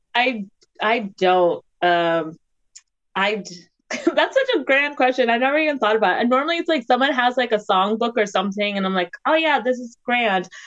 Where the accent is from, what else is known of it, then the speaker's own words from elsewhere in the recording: Maryland and DC, United States; also born or lived in Washington, D.C.; I grew up in Maryland and DC